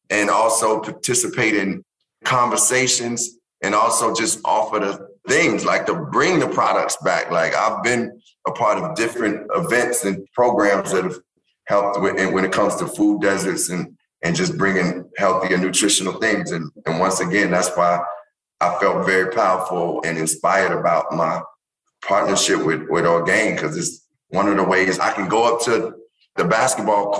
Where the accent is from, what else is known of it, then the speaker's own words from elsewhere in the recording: Chicago, Illinois, United States; where I grew up on the South Side